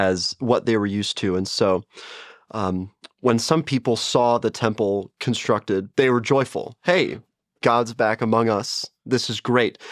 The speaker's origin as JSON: {"language": "English", "town": "St. Louis", "region": "Missouri", "country": "United States", "also_born_or_lived": "Chicago", "moved": "yes", "said": "I am from Saint Louis, Missouri, and I've gone to Lutheran schools my entire life, so Lutheran grade school, Lutheran high school"}